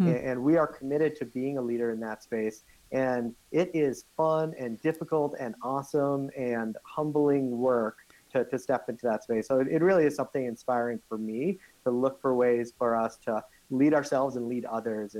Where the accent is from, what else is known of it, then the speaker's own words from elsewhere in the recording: South Africa; born there; Actually, I can't. I was born in South Africa.